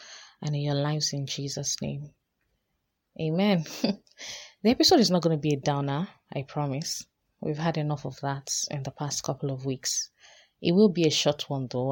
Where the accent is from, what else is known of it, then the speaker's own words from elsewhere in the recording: Nigeria; also born or lived in Lagos; as a Nigerian living here in Lagos.